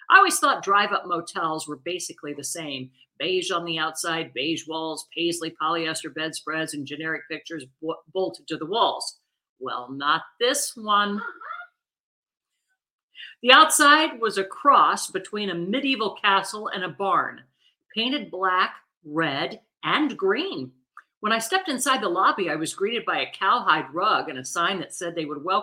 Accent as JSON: {"language": "English", "region": "South Carolina", "country": "United States", "said": "I'm from South Carolina and you can find them all over the place down there in big barrels, gas stations, grocery stores, pretty much everywhere."}